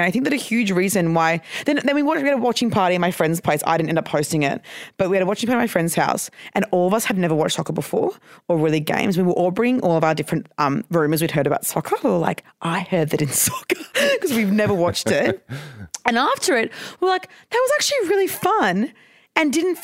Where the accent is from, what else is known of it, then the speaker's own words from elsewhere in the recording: Brisbane, Queensland, Australia; moved away; I'm from Queensland